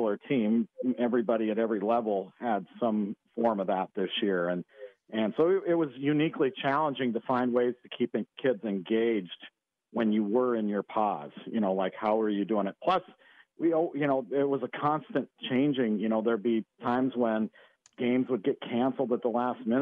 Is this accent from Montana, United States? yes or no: yes; Western Montana, United States; also born or lived in North Dakota; now in San Diego, United States; I grew up in Western Montana